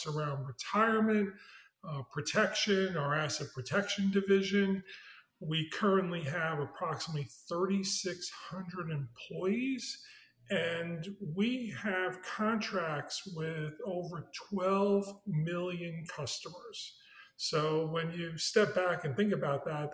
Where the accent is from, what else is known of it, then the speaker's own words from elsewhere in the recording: New York City, New York, United States; moved away as an adult; also born or lived in Manhattan; now in Birmingham, United States; I was born on the Lower East Side of Manhattan and grew up in Brooklyn.